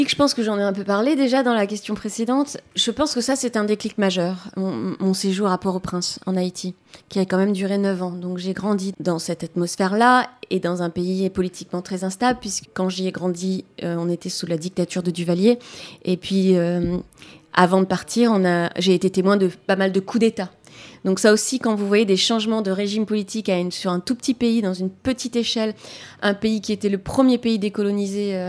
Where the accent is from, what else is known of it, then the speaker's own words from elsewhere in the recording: Brazil; French is a second language; D'où ma rencontre, euh, parce que je suis brésilienne, avec le théâtre de l'opprimé.